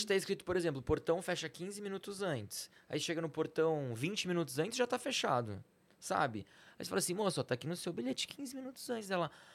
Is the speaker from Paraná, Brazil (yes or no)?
no; Campinas, São Paulo, Brazil; also born or lived in Salvador; eu sou de Campinas